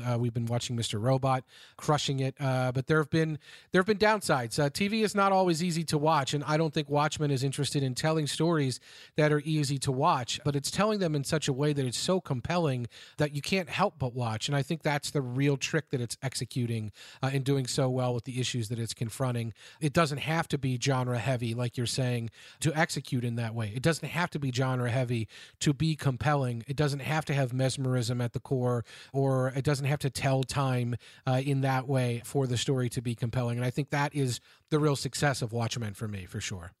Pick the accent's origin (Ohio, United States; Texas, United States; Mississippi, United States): Ohio, United States; Cincinnati; to my hometown here of Cincinnati